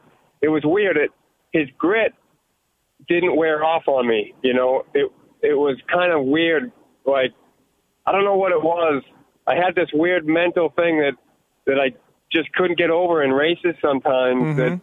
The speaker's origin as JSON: {"language": "English", "region": "New England", "country": "United States", "tie": "born or raised there", "said": "I grew up racing in New England, but I never, like, chased championships in New England, really, you know."}